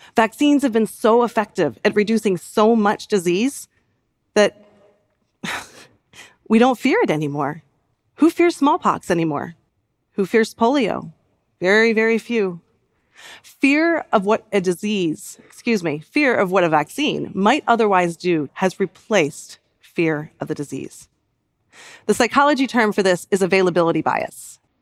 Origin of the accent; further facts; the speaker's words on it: United States; in my home country